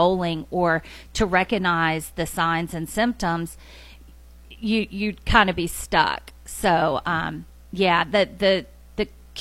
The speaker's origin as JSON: {"language": "English", "town": "Madison", "region": "Tennessee", "country": "United States", "tie": "born or raised there", "also_born_or_lived": "Sumner County, Tennessee", "said": "was born and raised in the Nashville area. I grew up in Madison."}